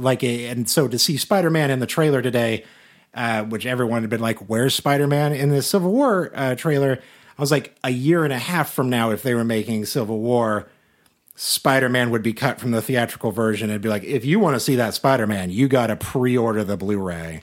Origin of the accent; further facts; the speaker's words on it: Salina, Kansas, United States; moved away; my hometown of Salina, Kansas